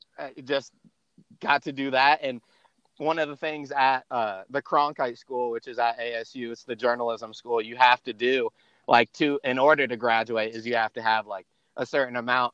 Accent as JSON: {"language": "English", "region": "Georgia", "country": "United States", "tie": "born or raised there", "also_born_or_lived": "Connecticut / Arizona", "said": "I was originally from Connecticut, and okay. I moved down to Georgia when I was real young."}